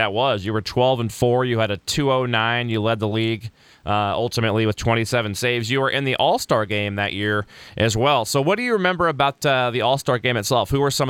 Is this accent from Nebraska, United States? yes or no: yes; Nebraska, United States; I grew up in Nebraska